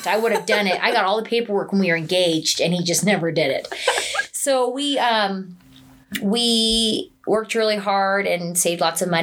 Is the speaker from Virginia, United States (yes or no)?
no; Utah, United States; I was born and raised here in Utah